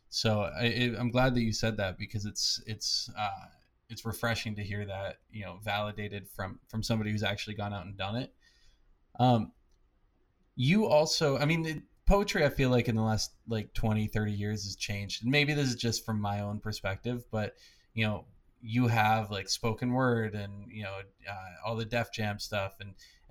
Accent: New Hampshire, United States; I'm from New Hampshire

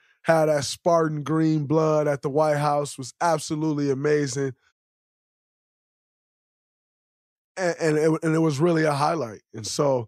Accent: United States; As an American

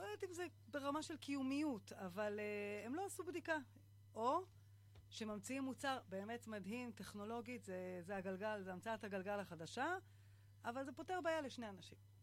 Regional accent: Kfar Szold, Northern District, Israel; אני uh, מכפר סאול, זה יישוב ליד uh, קריית שמונה

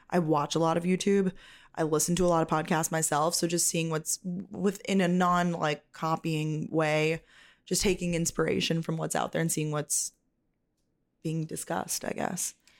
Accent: New York, United States; I'm from New York.

